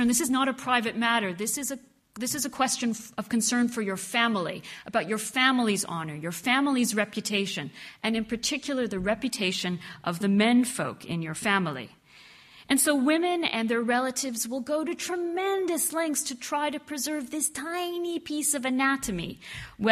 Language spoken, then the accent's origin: English; Canada; I am half Egyptian, I am Muslim, but I grew up in Canada, very far from my Arab roots.